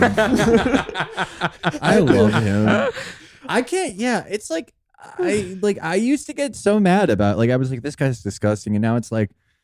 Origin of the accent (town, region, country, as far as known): United States